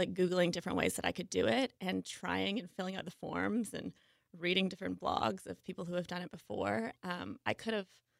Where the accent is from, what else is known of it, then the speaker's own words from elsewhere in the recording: Ottawa Valley, Ontario, Canada; moved away as an adult; also born or lived in Toronto, Canada; now in Seattle, United States; my hometown. It's like a little town outside of the Ottawa area, so it's the Ottawa Valley